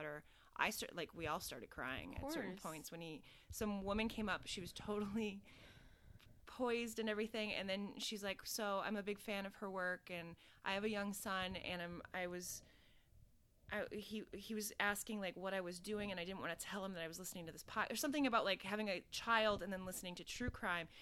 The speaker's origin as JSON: {"language": "English", "region": "Minnesota", "country": "United States", "tie": "born or raised there", "also_born_or_lived": "Chicago", "moved": "yes", "said": "I'm from Minnesota."}